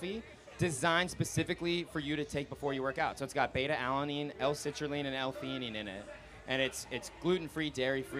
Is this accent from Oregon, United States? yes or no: no; Orlando, Florida, United States; We're from Orlando, Florida